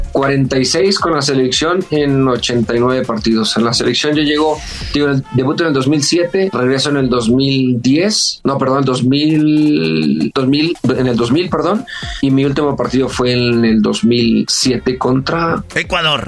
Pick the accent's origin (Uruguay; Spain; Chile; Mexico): Mexico; Culiacán, Sinaloa; moved away as an adult; also born or lived in Guadalajara; de Culiacán, de mi pueblo salí como a los 19 años